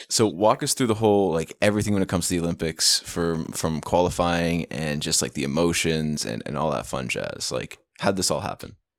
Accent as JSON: {"language": "English", "region": "Newfoundland and Labrador", "country": "Canada", "moved": "yes", "said": "I hail from Newfoundland originally, like my background, so we go to the regatta almost every year when I was down there"}